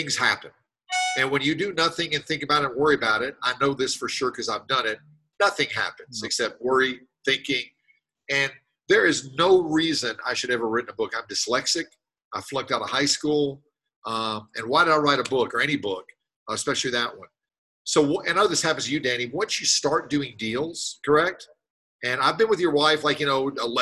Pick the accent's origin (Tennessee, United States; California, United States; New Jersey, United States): Tennessee, United States; Nashville; I'm from Nashville, Tennessee